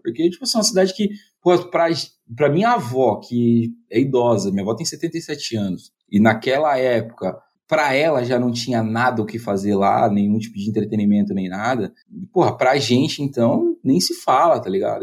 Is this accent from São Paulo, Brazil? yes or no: yes; Mirassol, São Paulo, Brazil; accent: caipira; also born or lived in São Bernardo do Campo; Eu sou um orgulhoso membro daquela terra chamada Mirassol.